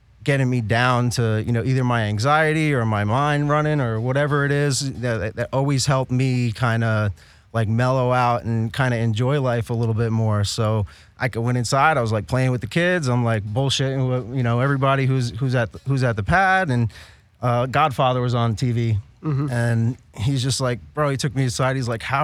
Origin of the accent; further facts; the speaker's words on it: New York City, New York, United States; moved away as an adult; now in California, United States; I'm from the Bronx originally